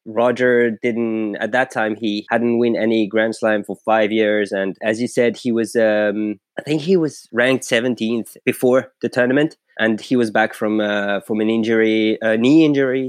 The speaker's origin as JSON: {"language": "English", "country": "France", "said": "I'm from France"}